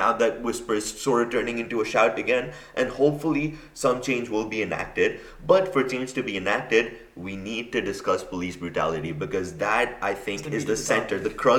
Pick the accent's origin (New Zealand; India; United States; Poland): India; now in United Kingdom; I currently study in the U.K. and I'm from India originally.